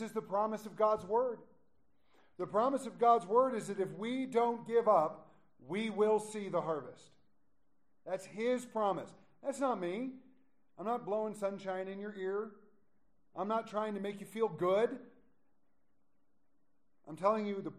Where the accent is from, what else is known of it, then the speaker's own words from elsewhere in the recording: United States; also born or lived in Gunnison County, Colorado; we're American Christians